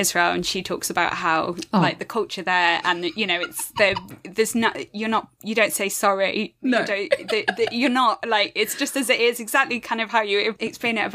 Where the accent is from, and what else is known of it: United Kingdom